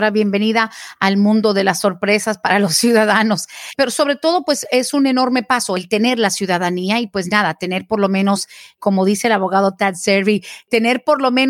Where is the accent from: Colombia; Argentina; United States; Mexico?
Colombia; Yo soy de Colombia, mis hijos están allá, ambos están casados y tienen hijos.